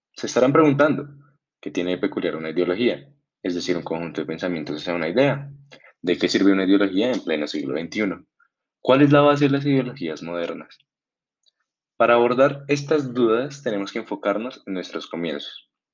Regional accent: Colombia; como colombianos

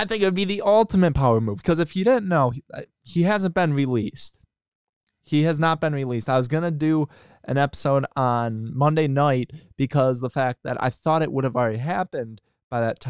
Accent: Wisconsin, United States; I'm from Wisconsin

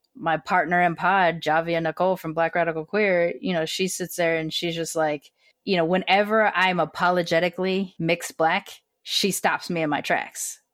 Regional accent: United States; I was born here

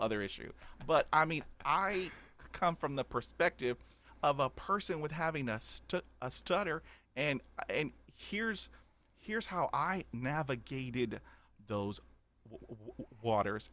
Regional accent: Corpus Christi, Texas, United States; also born or lived in Houston, Texas; growing up in Corpus Christi, Texas

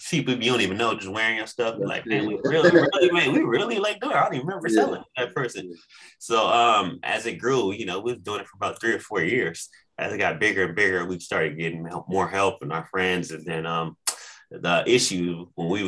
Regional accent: Arizona, United States; born and raised in Arizona

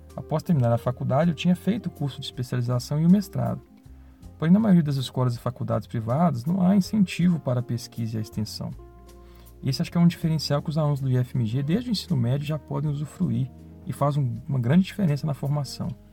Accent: Belo Horizonte, Minas Gerais, Brazil; moved away as an adult; now in Ouro Preto, Brazil; Sou de Belo Horizonte

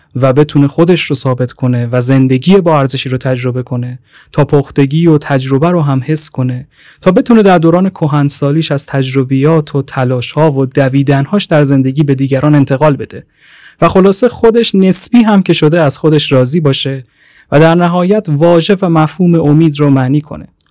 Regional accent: Tehran, Tehran Province, Iran; 23 سالمه اهل تهران

